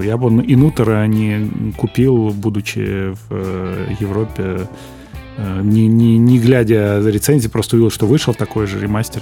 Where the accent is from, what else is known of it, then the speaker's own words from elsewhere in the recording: Moscow Oblast, Russia; moved away as an adult; now in Moscow, Russia; я из Подмосковья, я живу в квартире в Москве съемной, да, а, вот, иногда езжу домой к маме в гости